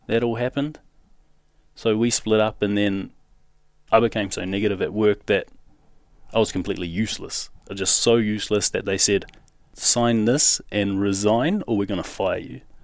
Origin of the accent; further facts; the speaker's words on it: Auckland, New Zealand; moved away as an adult; now in Western Australia, Australia; I grew up in South Auckland, so that's in New Zealand